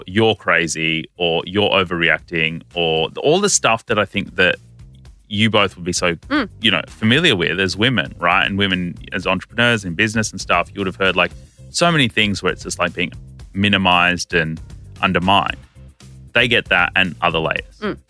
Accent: India; So like I'm Indian. But technically, my family comes from modern-day Pakistan, right? We come from that side of the border.

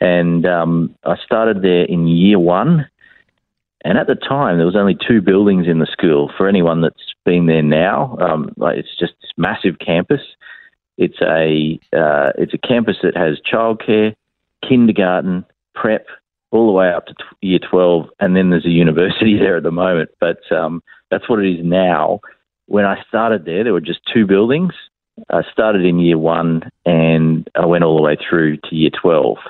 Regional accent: Brisbane, Queensland, Australia; born here in Brisbane. I was born in the Royal Brisbane Women's Hospital

